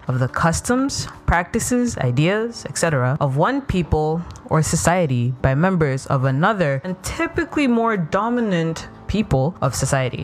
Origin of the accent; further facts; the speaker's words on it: Ethiopia; moved away; I grew up in Ethiopia.